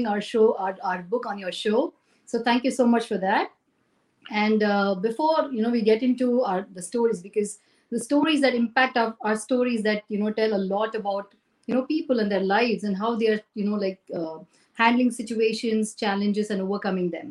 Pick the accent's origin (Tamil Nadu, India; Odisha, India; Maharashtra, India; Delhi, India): Tamil Nadu, India; Chennai; moved away as an adult; also born or lived in Cochin, India; now in Singapore; I was born in Cochin, brought up in Chennai